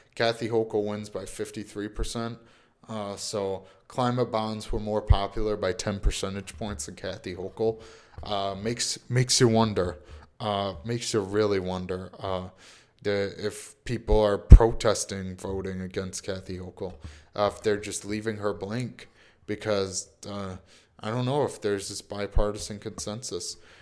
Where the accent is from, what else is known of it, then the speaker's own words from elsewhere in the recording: New York, United States; I'm from New York